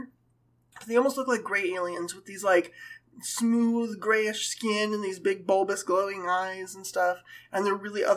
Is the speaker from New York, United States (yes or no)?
no; California, United States; I grew up in California